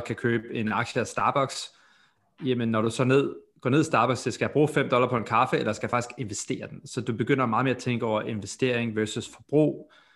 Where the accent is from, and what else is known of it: Denmark; now in United States